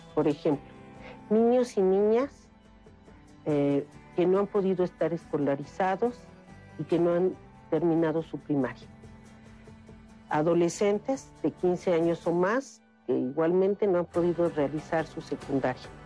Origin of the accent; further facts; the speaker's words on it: Mexico; como mexicanos